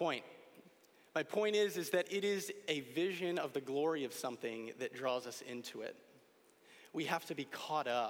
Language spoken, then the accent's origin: English; Connecticut, United States; Growing up in Connecticut and with family from upstate New York